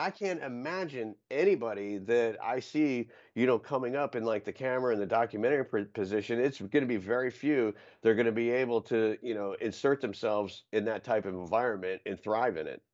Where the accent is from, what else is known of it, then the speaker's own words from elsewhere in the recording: Florida, United States; the resourcefulness and adaptability are the two greatest strengths that you get from growing up in Florida